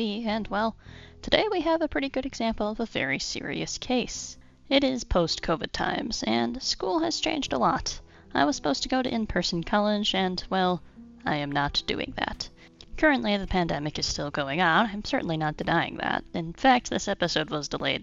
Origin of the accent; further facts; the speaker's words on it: Illinois, United States; my home state of Illinois